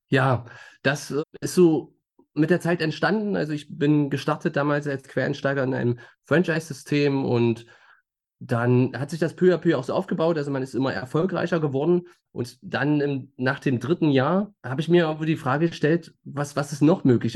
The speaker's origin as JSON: {"language": "German", "town": "Magdeburg", "region": "Saxony-Anhalt", "country": "Germany", "tie": "born or raised there", "said": "geboren in Magdeburg und ein Leben lang hier verwurzelt"}